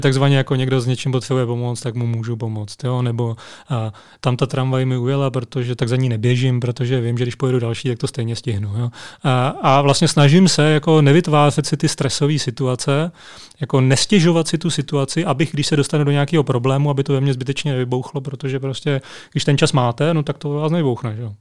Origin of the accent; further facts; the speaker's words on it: Zlín, Zlín Region, Czechia; moved away as an adult; A já jsem vyrostl ve Zlíně, tam jsem strávil 19 let svého života